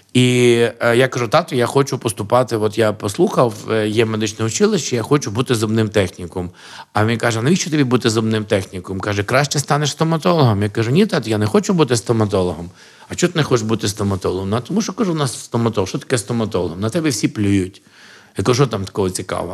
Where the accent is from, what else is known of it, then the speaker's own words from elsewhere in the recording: Sokal, Lviv Oblast, Ukraine; now in Lviv, Ukraine; я народився в місті Сокаль. Що на Львівщині